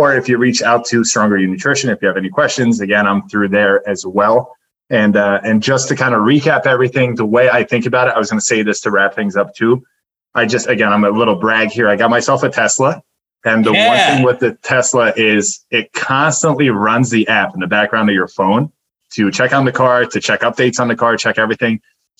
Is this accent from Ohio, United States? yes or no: no; New Jersey, United States; Like, I grew up in Jersey. I'll do a bagel with cream cheese